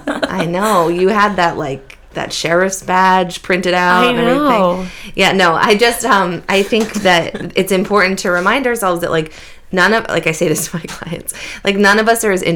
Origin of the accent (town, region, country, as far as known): Beverly, Massachusetts, United States; born or raised there; moved away as an adult